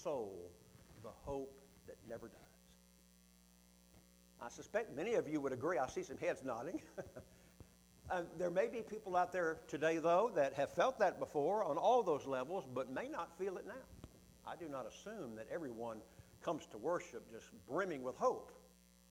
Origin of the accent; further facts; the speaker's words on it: Huntsville, Alabama, United States; my hometown of Huntsville, Alabama